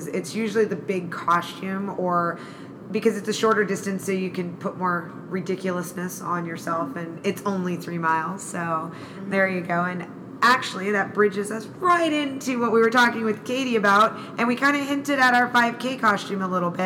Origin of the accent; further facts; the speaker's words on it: California, United States; I'm a Californian